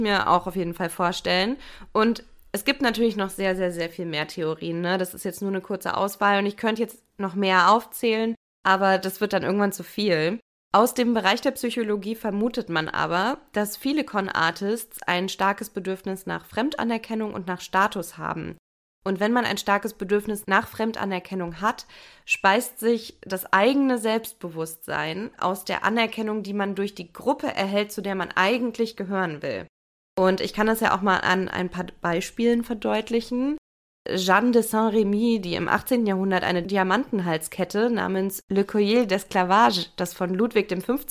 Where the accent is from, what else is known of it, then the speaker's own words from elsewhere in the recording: Germany; bei uns in Deutschland